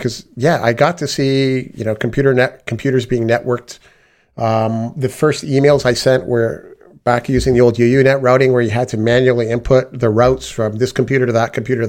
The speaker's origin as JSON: {"language": "English", "country": "Canada", "tie": "born or raised there", "said": "I had the privilege of growing up in Canada, where my mother was the administrator for the computer science department at the university."}